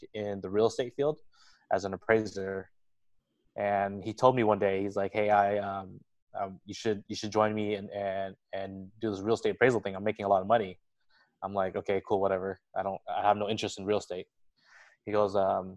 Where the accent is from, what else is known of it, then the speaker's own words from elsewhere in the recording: Westminster, California, United States; I was born and raised in the Little Saigon area, Orange County